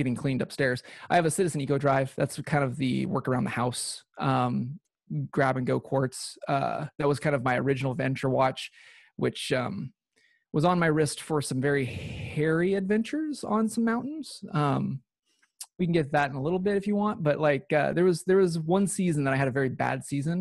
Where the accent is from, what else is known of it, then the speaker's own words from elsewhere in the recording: Pacific Northwest, United States; I was born and raised in the Pacific Northwest